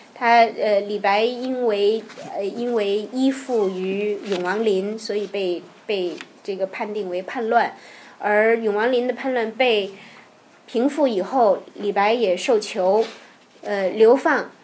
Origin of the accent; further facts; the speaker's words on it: Tianjin, China; 因为我是天津人，相声的培育是从小在收音机里耳濡目染的